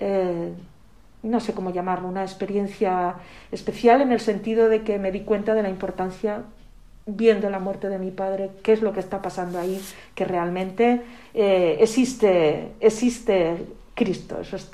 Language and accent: Spanish; Zaragoza, Aragon, Spain; also born or lived in Calatayud; Yo soy de Zaragoza, eh, nací en Zaragoza, pero en esa época cuando me tocó eh, cumplir los siete años y recibir el sacramento de la comunión, en ese momento vivíamos en Calatayud, un pueblecito que, se conoce eh, a nivel nacional.